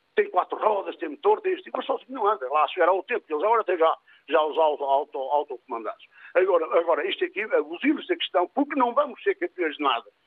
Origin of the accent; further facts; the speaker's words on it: Montalegre, Norte, Portugal; sou da terra de Barroso, Conselho de Montalegre, onde há muito gado.